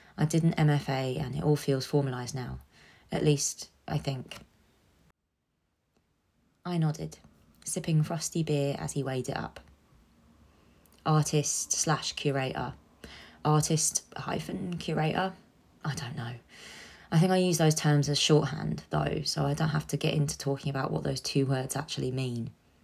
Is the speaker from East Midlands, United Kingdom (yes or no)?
yes; Leicester, East Midlands, United Kingdom; I grew up in Leicester. It's kind of a pretty normal story.